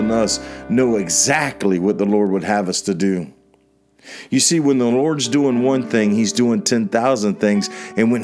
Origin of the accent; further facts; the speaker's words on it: DeLand, Florida, United States; which is in Deland, Florida, which was a block away from the church that I was serving at. It's right in my hometown where I was born and raised.